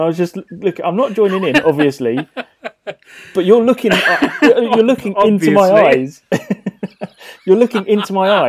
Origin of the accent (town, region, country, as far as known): England, United Kingdom